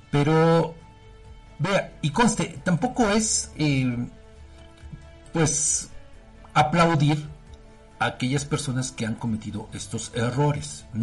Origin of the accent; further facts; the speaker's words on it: Mexico; porque como mexicanos, pues creo que todos tendríamos que sabernos, eh, no quizá el himno completo